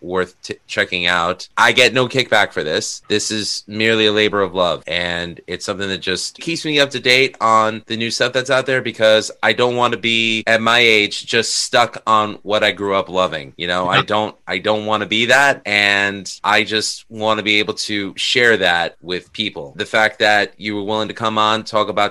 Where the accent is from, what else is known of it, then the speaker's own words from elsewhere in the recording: New York City, New York, United States; now in Long Island, United States; Born and raised in Astoria, Queens. I live in Long Island right now